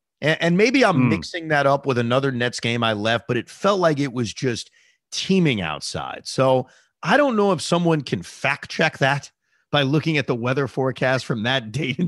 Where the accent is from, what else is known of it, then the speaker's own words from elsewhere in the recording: Maryland, United States; You know, I was from Maryland and I appreciated them both getting tickets.